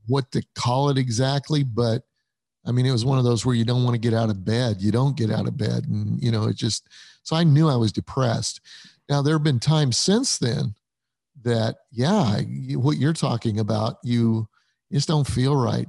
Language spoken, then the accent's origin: English; Denver, Colorado, United States; moved away as an adult; also born or lived in Illinois; I was raised in Denver, Colorado.